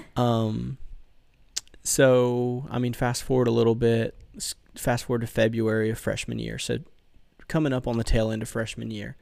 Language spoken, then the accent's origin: English; Bayou La Batre, Alabama, United States; I'm from good old Bayou Labatry